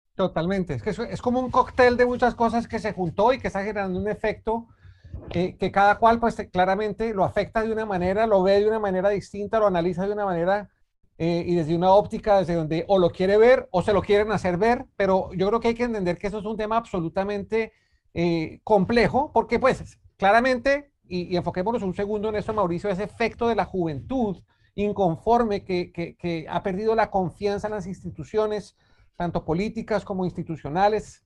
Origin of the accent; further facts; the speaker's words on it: Colombia; nosotros como colombianos